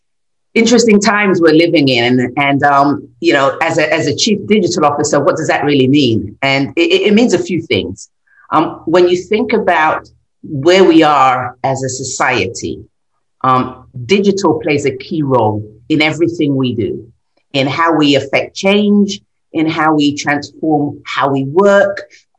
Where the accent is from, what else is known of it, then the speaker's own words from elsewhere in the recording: London, United Kingdom; as a young child, you know, growing up in North London